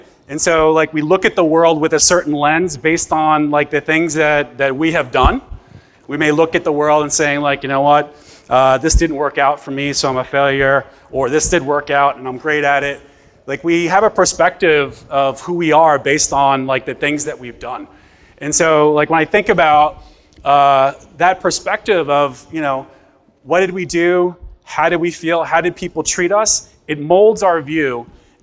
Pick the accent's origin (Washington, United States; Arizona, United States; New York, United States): New York, United States; New York City; I'm from Bay Ridge, Brooklyn